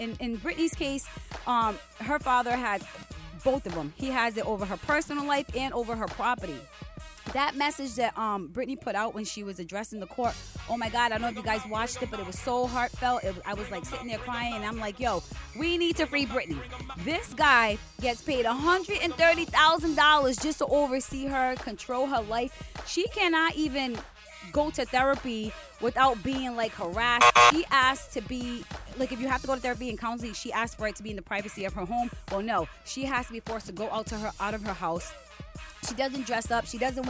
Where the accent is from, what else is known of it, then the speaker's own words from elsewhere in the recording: Puerto Rico; I'm from Puerto Rican